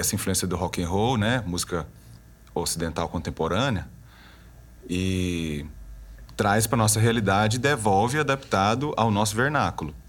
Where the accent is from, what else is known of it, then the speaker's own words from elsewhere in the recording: Goiás, Brazil; also born or lived in Belgium; eu sou goiano, serratense